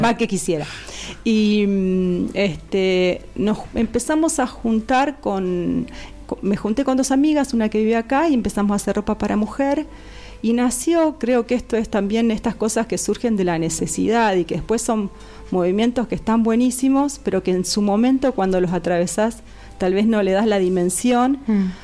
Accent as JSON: {"language": "Spanish", "region": "Patagonia", "country": "Argentina", "also_born_or_lived": "Buenos Aires", "moved": "yes", "lives_now": "Los Molles, Argentina", "said": "yo soy patagónica"}